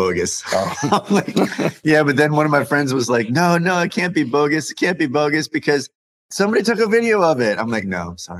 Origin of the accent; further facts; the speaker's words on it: California, United States; I'm from California.